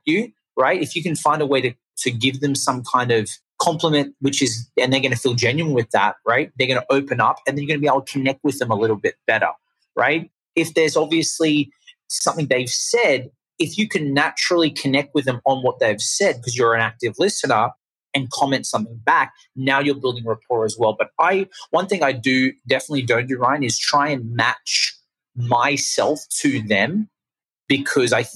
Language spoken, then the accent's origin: English; Australia; accent: Australian; now in Los Angeles, United States; I'm from Australia. That's the accent. If anyone's curious, it's not London. It's not New Zealand. It's Australian.